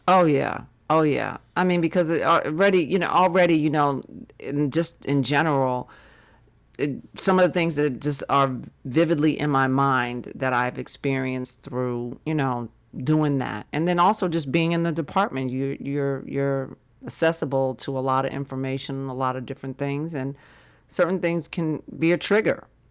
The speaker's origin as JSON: {"language": "English", "region": "Massachusetts", "country": "United States", "tie": "born or raised there", "moved": "yes", "said": "another part of Massachusetts, s-, closer to my hometown"}